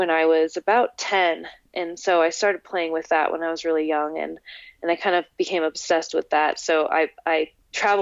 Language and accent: English; Oregon, United States; also born or lived in Alberta, Canada; I was born in Alberta in 1988, and I moved to Oregon when I was 7 in 1995 with my family.